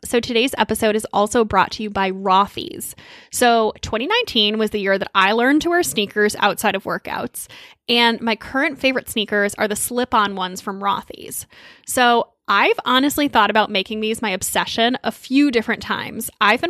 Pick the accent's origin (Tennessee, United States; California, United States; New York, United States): New York, United States; And that's pretty major for me as a New Yorker because I don't have time or patience to deal with uncomfortable shoes because I'm walking everywhere.